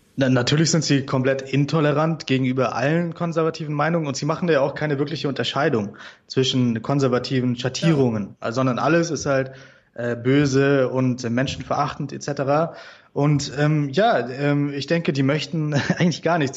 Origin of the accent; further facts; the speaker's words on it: Germany; wir Deutschen